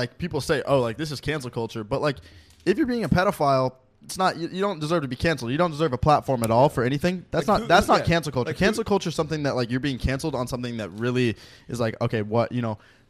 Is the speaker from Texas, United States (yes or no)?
no; Washington, United States; we're all from Washington